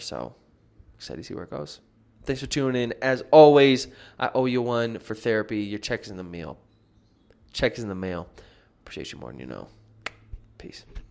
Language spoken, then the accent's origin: English; United States; now in Medellin, Colombia; I'm back in the States now. It's, like, weird to not be home in my home country